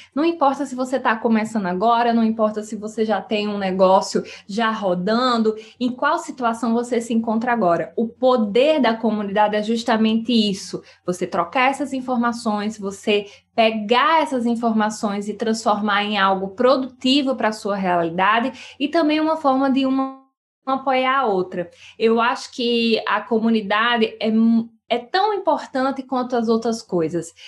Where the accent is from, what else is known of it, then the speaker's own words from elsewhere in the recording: sertão of Paraíba, Brazil; eu sou lá do Nordeste, lá do sertão da Paraíba